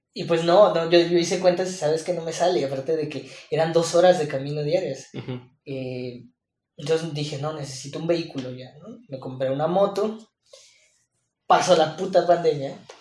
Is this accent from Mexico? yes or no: yes; Mexico; como buen mexicano